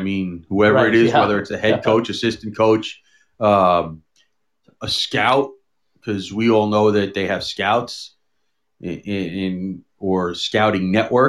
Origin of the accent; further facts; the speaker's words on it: Dallas, Texas, United States; I'm from Dallas, or the Dallas area.